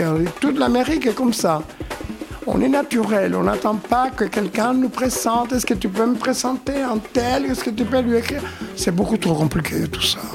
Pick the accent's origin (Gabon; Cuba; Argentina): Cuba; Havana; moved away as an adult; now in Paris, France; extrêmement timide à La Havane, Cuba. Je suis né à Cuba